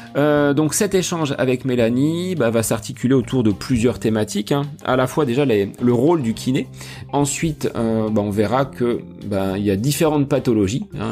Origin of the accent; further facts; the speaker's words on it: Beauce, Centre-Val de Loire, France; chez nous en Bosse